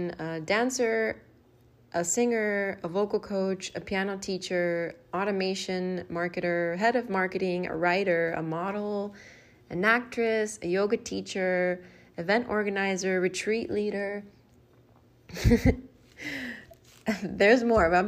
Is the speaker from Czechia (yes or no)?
no; Miami, Florida, United States; I'm from Miami, Florida in the US